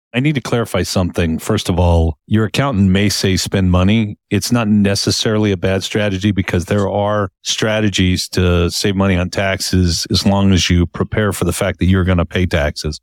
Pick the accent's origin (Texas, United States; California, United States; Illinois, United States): California, United States; Palm Springs; moved away as an adult; now in Utah, United States; I moved from Palm Springs where I had grown up for thirty-five years